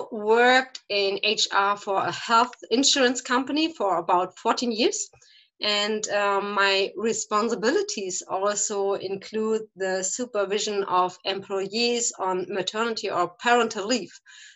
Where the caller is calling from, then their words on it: St. Ingbert, Saarland, Germany; I am calling from St. Ingbert. That is a smaller town in the state of Saarland from Germany.